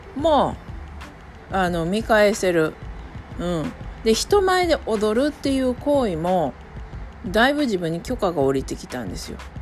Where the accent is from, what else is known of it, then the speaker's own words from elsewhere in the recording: Japan; first language Japanese; 私は日本人